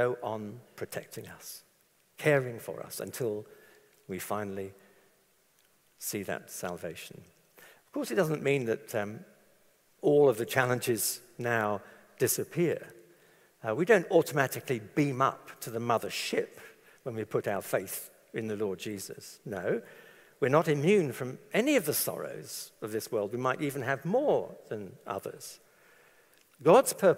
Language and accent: English; London, United Kingdom; I was brought up in London